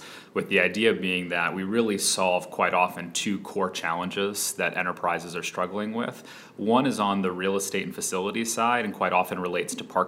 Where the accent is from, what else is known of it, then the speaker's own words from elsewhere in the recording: Atlanta, Georgia, United States; moved away as an adult; also born or lived in Philadelphia; we grew up in Atlanta